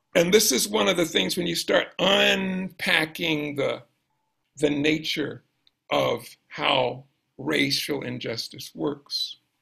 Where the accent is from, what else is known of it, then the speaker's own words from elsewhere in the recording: Brunswick, Georgia, United States; now in Louisville, United States; I grew up in Georgia, South Georgia